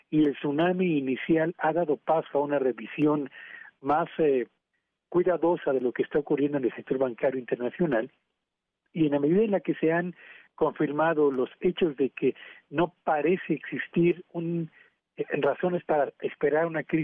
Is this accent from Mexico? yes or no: yes; Mexico